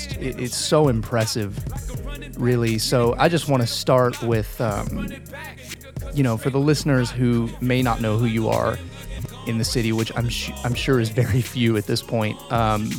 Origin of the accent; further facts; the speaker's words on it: Nashville, Tennessee, United States; coming to you from Nashville, Tennessee, my hometown